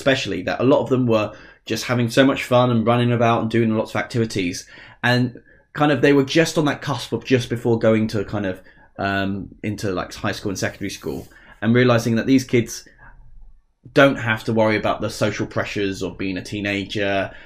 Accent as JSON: {"language": "English", "area": "Essex", "region": "East of England", "country": "United Kingdom", "accent": "Essex", "said": "we're both from Essex, if you haven't noticed. Well, I'll try and hide the accent"}